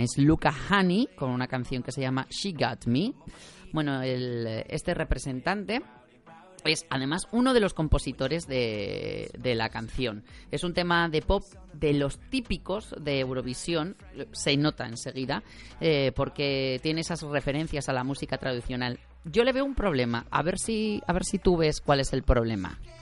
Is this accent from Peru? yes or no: no; Spain